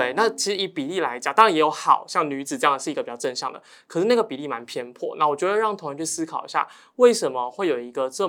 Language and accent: Chinese; Taiwan; first language Taiwanese Hokkien; 嗯，也不是重新学，就是我的母语本来就是台语，可是从小就是长辈都跟我们讲华语